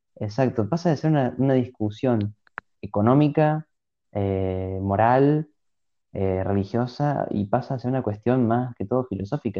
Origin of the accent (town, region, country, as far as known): Argentina